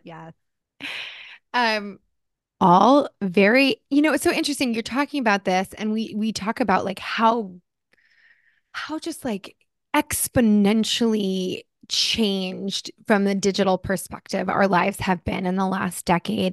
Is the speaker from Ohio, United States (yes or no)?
no; New Jersey, United States; also born or lived in California; now in Los Angeles, United States; I grew up in Jersey. I'm a Jersey girl